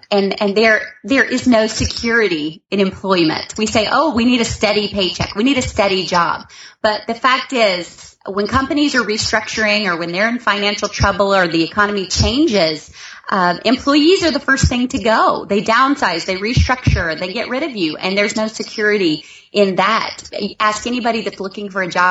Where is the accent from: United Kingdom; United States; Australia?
United States; the South; I am from the South, so I'm from the place where we're kind of country out here